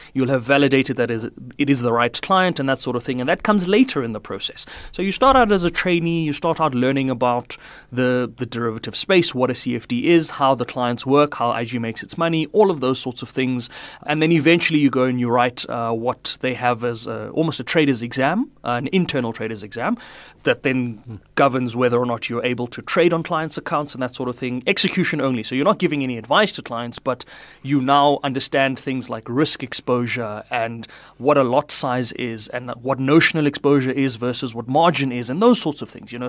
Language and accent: English; Pretoria, Gauteng, South Africa; also born or lived in Polokwane, Limpopo; now in Johannesburg, South Africa; I spent most of my, uh, schooling and my younger life in Pretoria.